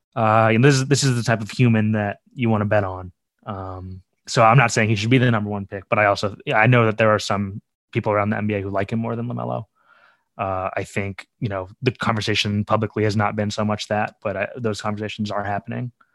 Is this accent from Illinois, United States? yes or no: yes; Chicago, Illinois, United States; I grew up in Chicago, uh, on the south side of Chicago